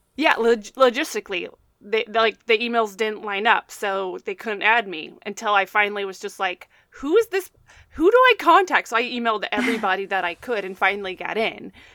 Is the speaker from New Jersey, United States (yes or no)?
no; Texas, United States; me being a Texan